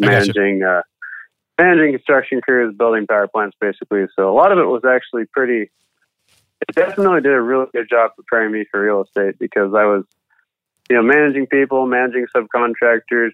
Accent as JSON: {"language": "English", "area": "the Northwest", "region": "Pacific Northwest", "country": "United States", "moved": "as an adult", "lives_now": "Kansas City, United States", "said": "I'm actually from the Northwest, but I hired on with a company based out of Kansas City"}